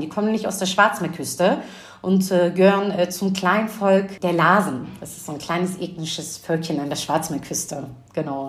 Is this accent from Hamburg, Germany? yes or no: yes; Hamburg, Germany; ich bin gebürtige Hamburger Dirn, bin den gleichen Schulweg gegangen